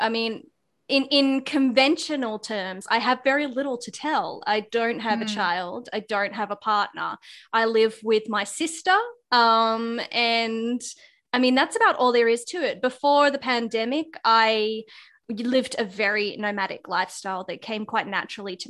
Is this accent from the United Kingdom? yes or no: no; Melbourne, Victoria, Australia; also born or lived in Sydney; So I was born in Sydney, and when I was three, we moved down to Melbourne to be closer to family, and we moved into an adorable little suburb that was very, very new